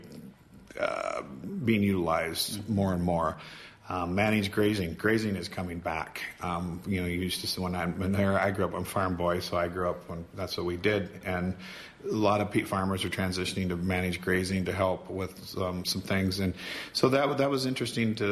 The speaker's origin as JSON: {"language": "English", "region": "Southwest Wisconsin", "country": "United States", "said": "I'm from Southwest Wisconsin"}